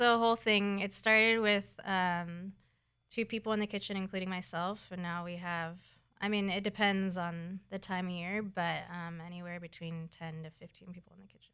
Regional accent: San Diego, California, United States; I'm from San Diego

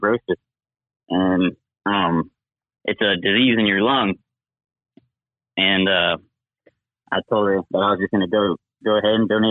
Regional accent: Florida, United States; We're from Florida. We grew up hunting, fishing, all that stuff

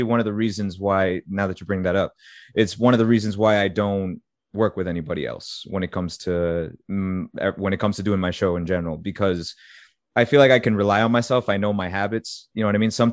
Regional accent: Methuen, Massachusetts, United States; moved away as an adult; also born or lived in Florida; I was born in Methuen.

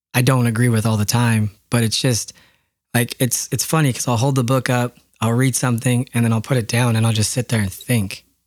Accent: Yakima, Washington, United States; growing up in Yakima, there's a lot of orchards.

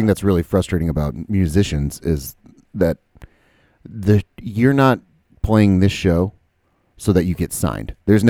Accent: Jacksonville, Florida, United States; I'm from Jacksonville, or is lived

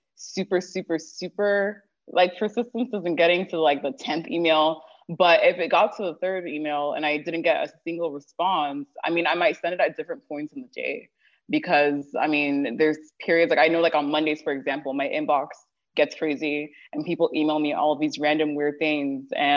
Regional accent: Houston, Texas, United States; also born or lived in Toronto, Canada; I was born and raised in Houston in a town called Sherland. I did live in Canada for a couple of years in Toronto before coming back

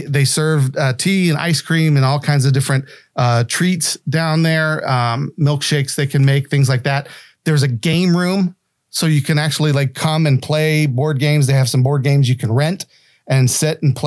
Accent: West Virginia, United States; I'm from West Virginia

